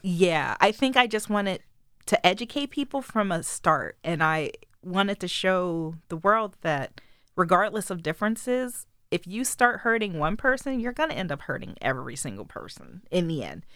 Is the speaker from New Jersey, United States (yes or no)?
no; Wilmington, Delaware, United States; I was born in Wilmington General Hospital